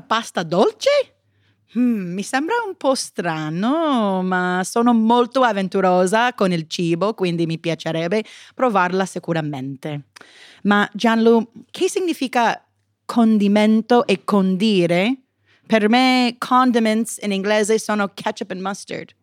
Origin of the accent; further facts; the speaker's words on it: United States; Italian is a second language; sono americana